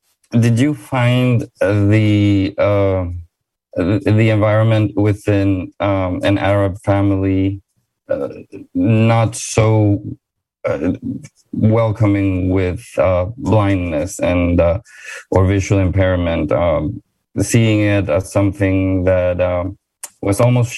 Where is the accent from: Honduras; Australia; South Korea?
Honduras; moved away; Originally I'm from Honduras, but on my mother's side, Kafati, my family is from Palestine. My grandparents were born in Bejala.